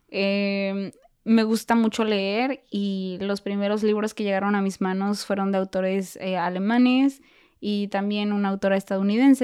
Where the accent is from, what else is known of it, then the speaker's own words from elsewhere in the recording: Mexico; moved away as an adult; also born or lived in United States; now in Germany; yo también soy mexicana